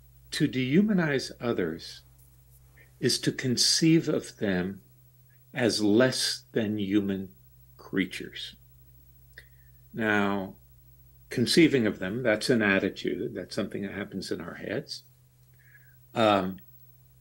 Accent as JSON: {"language": "English", "region": "Deep South", "country": "United States", "tie": "born or raised there", "said": "I grew up in the Deep South during the Jim Crow era"}